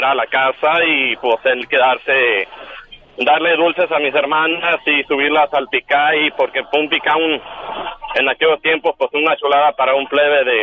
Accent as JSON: {"language": "Spanish", "region": "Sonora", "country": "Mexico", "tie": "born or raised there", "also_born_or_lived": "Sinaloa", "lives_now": "Mexicali, Mexico", "said": "mi mamá se vino de Sinaloa y llegamos a Sonora."}